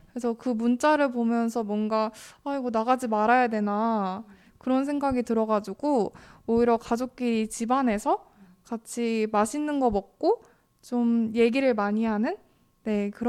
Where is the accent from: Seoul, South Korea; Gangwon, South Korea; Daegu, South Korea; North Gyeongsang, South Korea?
Gangwon, South Korea; Gangneung; 그래서 저는 고향이 강릉이었기 때문에 저도 새해가 되면 빠짐없이 앞에 강릉에 바다가 있잖아요.